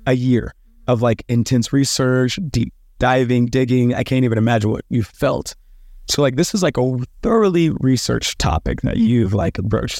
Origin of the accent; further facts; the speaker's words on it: Dallas, Texas, United States; I grew up in the South